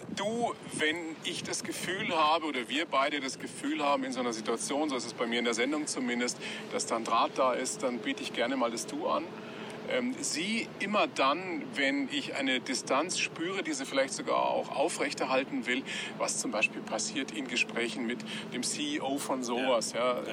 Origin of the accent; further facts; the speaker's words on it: Weiden, Bavaria, Germany; Ich bin ja zweisprachig aufgewachsen. Meine Eltern aus dem Norden, mhm. ich in Weiden in der Oberpfalz sozialisiert.